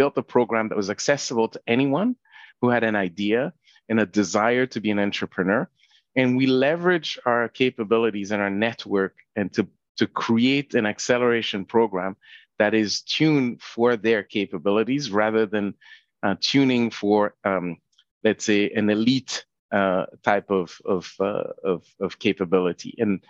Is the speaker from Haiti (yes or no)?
yes; Haiti; now in Canada; I wasn't born in Canada. I was born in Haiti.